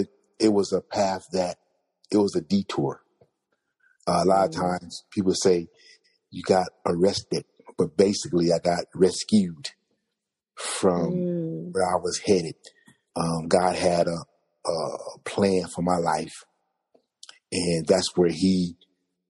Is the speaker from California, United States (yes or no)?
yes; Compton, California, United States; I was born in Compton, California.